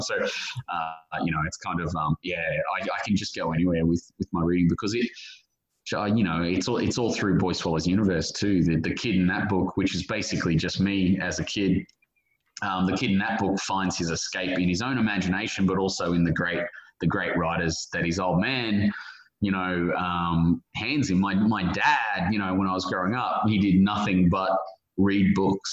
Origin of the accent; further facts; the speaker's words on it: Brisbane, Queensland, Australia; my hometown, Brisbane